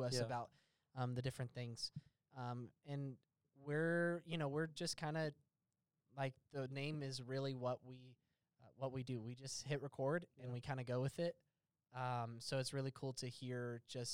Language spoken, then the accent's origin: English; the South, United States; it's hard being a Southerner